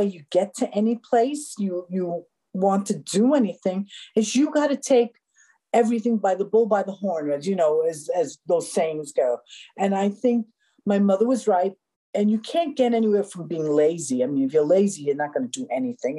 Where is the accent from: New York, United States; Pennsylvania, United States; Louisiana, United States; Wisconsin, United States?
New York, United States; New York City; I grew up in Spanish Harlem.